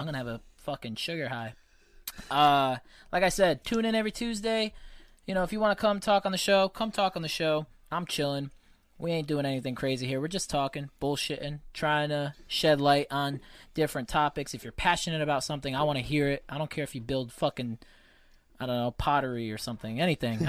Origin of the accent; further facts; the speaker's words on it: United States; Being an American is great. I take a lot of pride in this country. it's where I was born